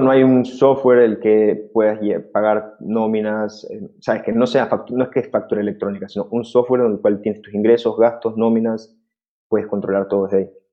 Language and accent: Spanish; Ecuador; yo soy de Ecuador